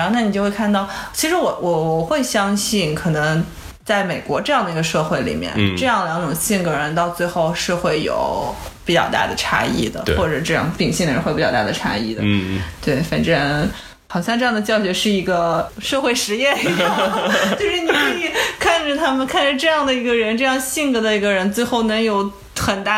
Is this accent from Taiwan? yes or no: no; China; 对非常多的，然后我感觉也对我们就是中国人造成了一定的压